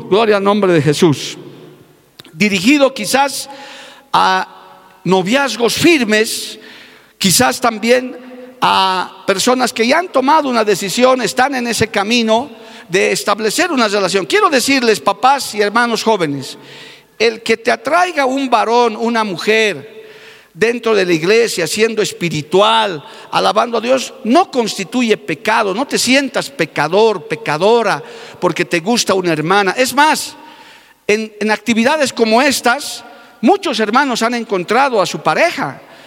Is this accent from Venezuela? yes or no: no; Bolivia; Porque yo sé que en mi país hay gente que ama la obra misionera